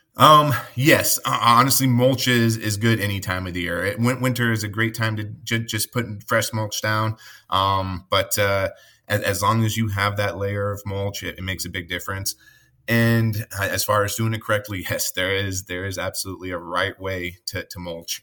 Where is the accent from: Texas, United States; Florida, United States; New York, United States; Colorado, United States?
Colorado, United States; now in Midwest, United States; I grew up in Colorado.